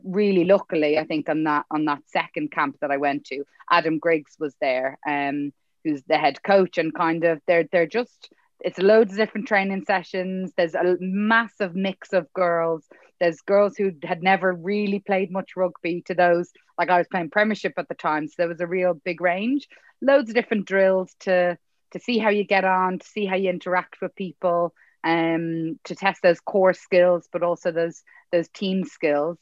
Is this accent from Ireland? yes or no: yes; Dublin, Leinster, Ireland; moved away as an adult; also born or lived in England; I'm actually from here. I'm from Dublin